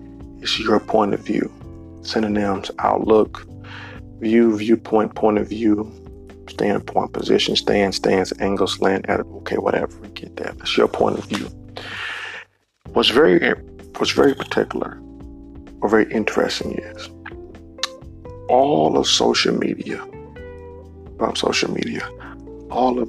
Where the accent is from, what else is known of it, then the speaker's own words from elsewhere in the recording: Cleveland, Ohio, United States; in my hometown, Cleveland